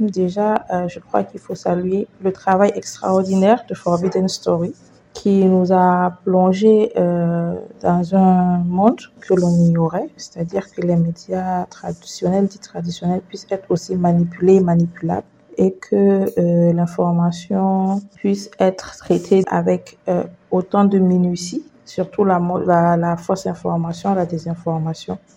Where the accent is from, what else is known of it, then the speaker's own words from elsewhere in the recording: Burkina Faso; Euh, je suis … journaliste euh, burkinabé, je viens du Burkina Faso.